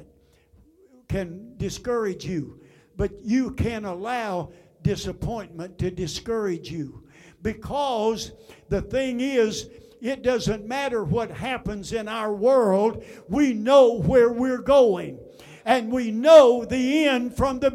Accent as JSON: {"language": "English", "country": "United States", "said": "I am an American"}